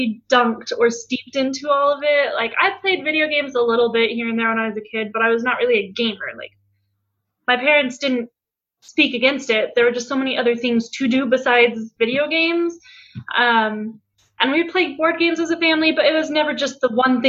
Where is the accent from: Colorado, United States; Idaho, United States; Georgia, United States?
Colorado, United States; now in Utah, United States; I'm originally from Colorado